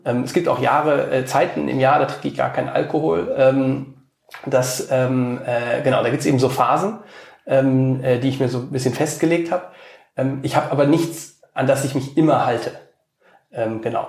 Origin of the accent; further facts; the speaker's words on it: Cologne, North Rhine-Westphalia, Germany; moved away as an adult; also born or lived in San Francisco, United States / Washington, United States / Italy; now in Berlin, Germany; in meiner Heimatstadt nach Köln